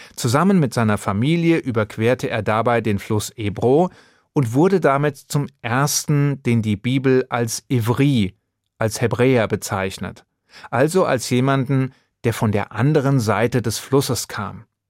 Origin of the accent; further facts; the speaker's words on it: Hesse, Germany; Mit deutschem Pass, so wie ich einer bin. Hier geboren und hier lebend